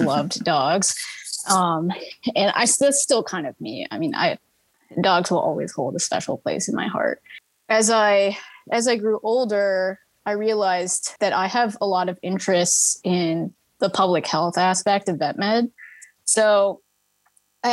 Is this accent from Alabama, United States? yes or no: no; Fishers, Indiana, United States; I was born and raised in Fishers, Indiana. And I am actually still currently here